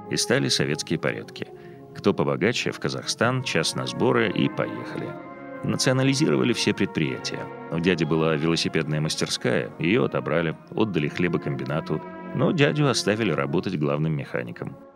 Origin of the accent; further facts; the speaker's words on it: Białystok, Podlaskie Voivodeship, Poland; born there; Я родился в Белостоке в 1922 году.